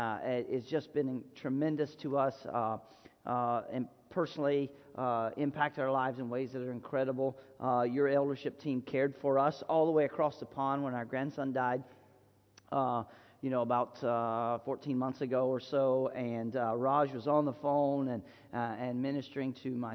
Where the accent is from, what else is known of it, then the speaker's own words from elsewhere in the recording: the South, United States; Just growing up wild in the southern part of the United States where parents just turned you loose